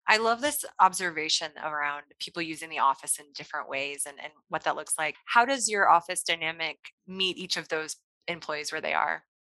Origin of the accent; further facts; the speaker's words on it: Kansas City, Missouri, United States; Kansas City is my hometown